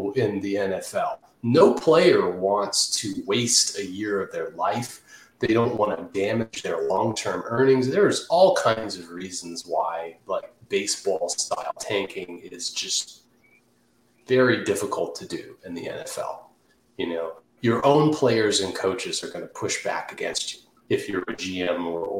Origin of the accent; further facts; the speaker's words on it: Redskins country, Washington, D.C. area, United States; I grew up in Redskins country.